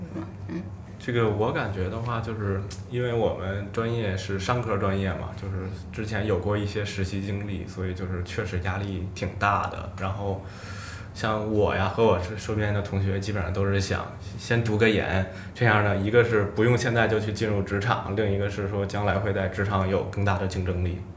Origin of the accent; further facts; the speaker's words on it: Beijing, China; 我们就出生在北京